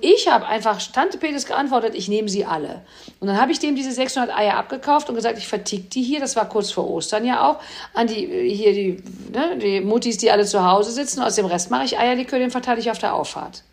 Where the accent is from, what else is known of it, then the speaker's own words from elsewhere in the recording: Cologne, North Rhine-Westphalia, Germany; als Kölner